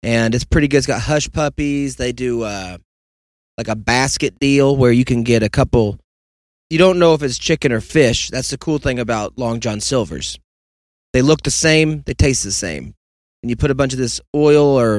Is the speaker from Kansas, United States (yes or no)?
yes; Kansas, United States; moved away; also born or lived in Texas; growing up in Kansas